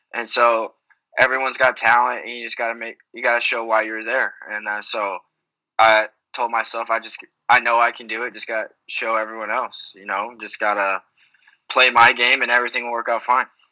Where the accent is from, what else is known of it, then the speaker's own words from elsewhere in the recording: Texas, United States; I am still in Texas now, but uh, growing up in Texas